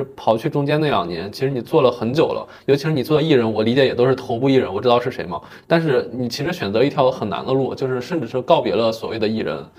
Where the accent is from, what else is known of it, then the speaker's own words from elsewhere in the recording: China; now in Beijing, China; 就是我们俩应该都是小镇青年，就我家乡也是一个四线小县城。